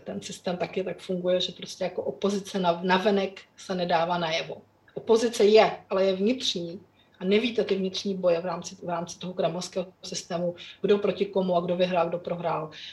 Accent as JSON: {"language": "Czech", "country": "Czechia", "tie": "born or raised there", "said": "kteří jsme vyrostli za Československa"}